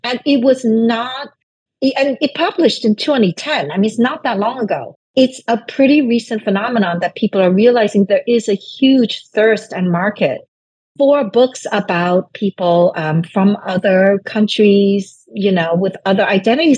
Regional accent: New York City, New York, United States; English is a second language; I was living in this rundown, roach infested apartment that wasn't even heated. So in New York City

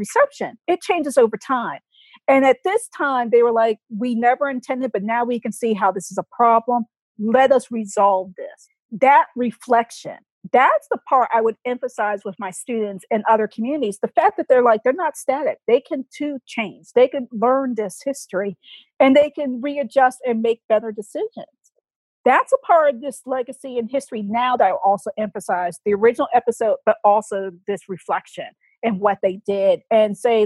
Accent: Boston, Massachusetts, United States; I grew up in Boston

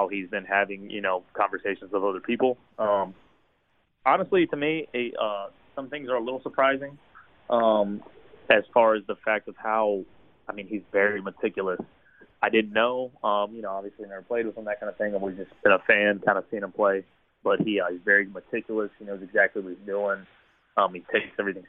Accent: Hampton, Virginia, United States; accent: Virginia drawl; I'm from Hampton, Virginia.

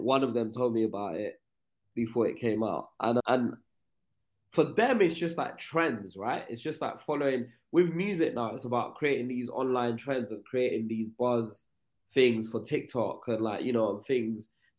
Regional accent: United Kingdom; the problem we have as Black British people, there's always a dance music movement

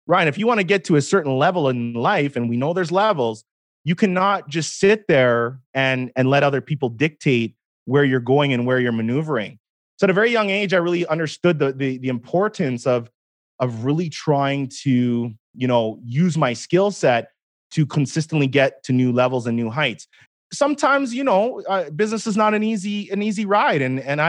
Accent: Edmonton, Alberta, Canada; I was born in Edmonton, Alberta, 1984, April 22nd

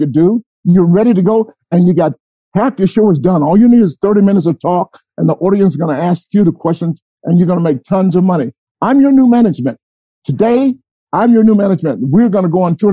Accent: Atlanta, Georgia, United States; moved away as an adult; also born or lived in Akron, Ohio; now in New York, United States; I'm from Atlanta, Georgia, okay? And when I grew up with Dr. Martin Luther King and the leaders like that here in Atlanta

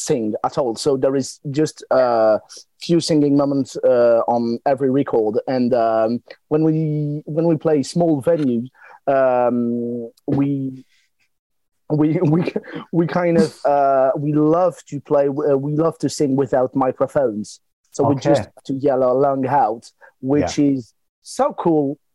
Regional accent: Lille, Hauts-de-France, France; Lille because that's our hometown

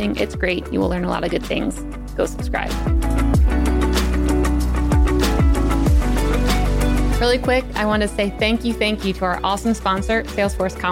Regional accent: Eastern Shore of Maryland, United States; my hometown, Eastern Shore of Maryland

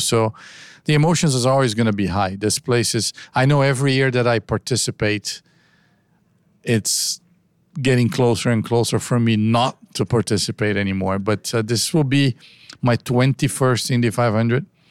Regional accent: United States; I'm American myself

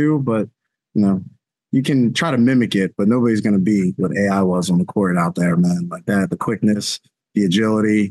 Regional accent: Philadelphia, Pennsylvania, United States; moved away; growing up in Philly

